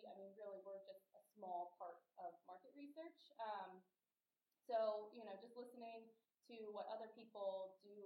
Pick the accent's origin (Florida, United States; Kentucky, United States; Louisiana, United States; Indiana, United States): Kentucky, United States; Erlanger; I am from Kentucky, kind of what I'm known for, I feel like, in the office, Erlanger specifically